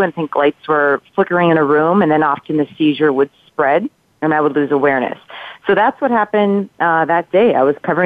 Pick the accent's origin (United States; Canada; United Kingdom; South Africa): United States; Minnesota; moved away; I'm from Minnesota